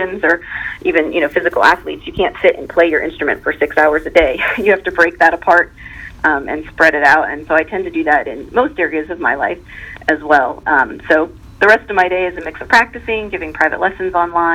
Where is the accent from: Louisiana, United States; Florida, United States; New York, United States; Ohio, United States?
Ohio, United States; Pataskala; moved away as an adult; now in Mount Vernon, United States; Watkins Memorial, which also happens to be where I graduated from.